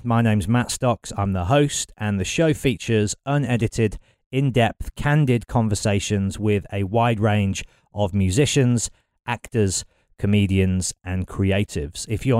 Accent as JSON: {"language": "English", "town": "Birmingham", "region": "West Midlands", "country": "United Kingdom", "tie": "born or raised there", "said": "I'm from Birmingham, born and raised."}